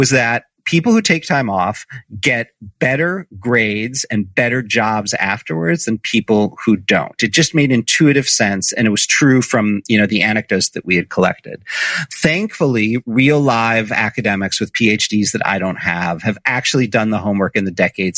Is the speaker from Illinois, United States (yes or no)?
yes; Chicago, Illinois, United States; when I was growing up in Chicago